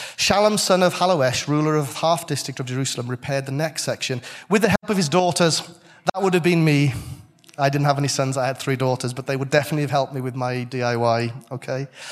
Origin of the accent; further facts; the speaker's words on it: Welsh, Wales, United Kingdom; I'm Welsh